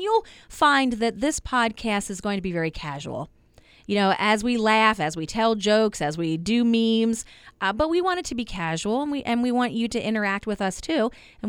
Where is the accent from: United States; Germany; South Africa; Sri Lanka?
United States; Turbotville, Pennsylvania; So I grew up in Central Pennsylvania, a little town called Turbotville.